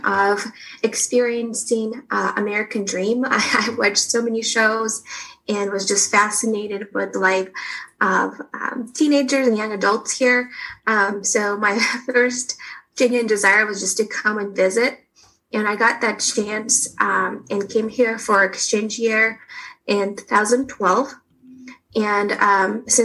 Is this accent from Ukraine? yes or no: yes; Kharkiv, Kharkiv Oblast, Ukraine; moved away as an adult; now in Kansas City, United States; So I'm from Kharkiv, Ukraine